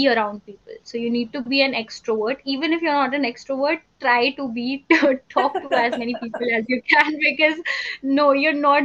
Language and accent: English; Uttarakhand, India; I'm from Uttarakhand. I'm a native of Uttarakhand